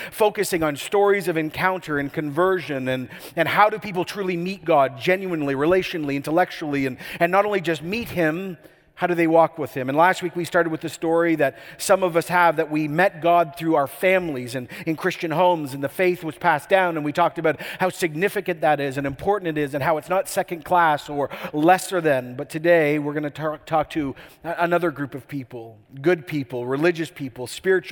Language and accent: English; Canada